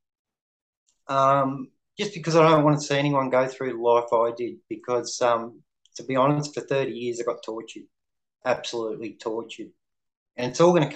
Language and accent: English; Melbourne, Victoria, Australia; I come from Melbourne, Victoria.